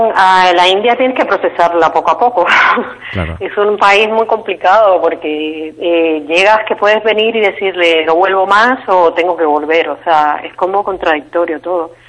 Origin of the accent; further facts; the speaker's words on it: Cuba; now in Spain; porque en Cuba no hay esa libertad de movimiento para viajar como turista, entonces pues eh, casi que cuando salí de Cuba fue cuando empecé a viajar.